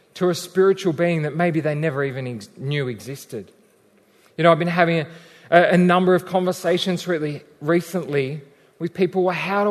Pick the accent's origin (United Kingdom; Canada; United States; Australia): Australia; we're still Australian, mostly.